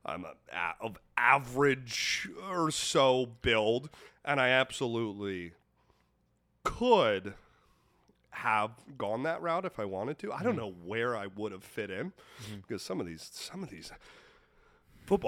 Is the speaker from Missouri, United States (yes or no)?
yes; Kansas City, Missouri, United States; I grew up in Kansas City. Mm-hmm. Right outside of Kansas City, Missouri